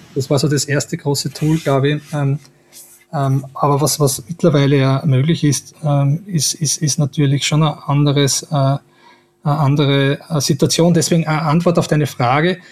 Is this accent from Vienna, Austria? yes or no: no; Styria, Austria; wo ich her bin, in der Steiermark